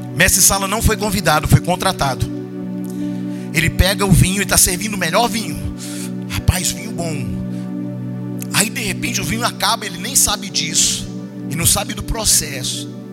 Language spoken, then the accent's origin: Portuguese; Teófilo Otoni, Minas Gerais, Brazil; moved away; lá de Teofilotone, lá de onde eu nasci